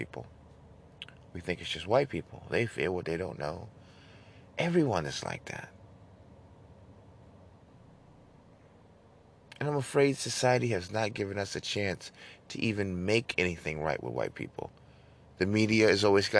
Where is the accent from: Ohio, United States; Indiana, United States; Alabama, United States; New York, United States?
New York, United States; now in Dallas, United States; I grew up in New York, a lot of Jewish, Italians, Albanians.